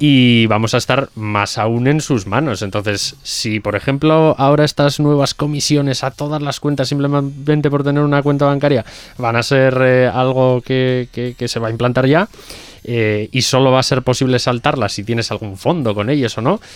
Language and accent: Spanish; Hermo, Basque Country, Spain; en Bilbao, eh, en Hermo, que por ejemplo es de donde soy yo